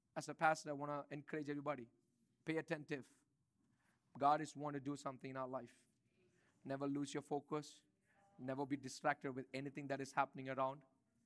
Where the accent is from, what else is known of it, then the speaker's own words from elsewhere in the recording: India; moved away; I grew up in India